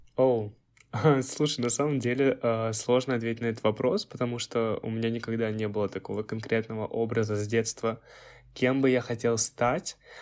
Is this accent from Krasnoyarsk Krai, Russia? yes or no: yes; Krasnoyarsk, Krasnoyarsk Krai, Russia; moved away; в моем родном городе Красноярске.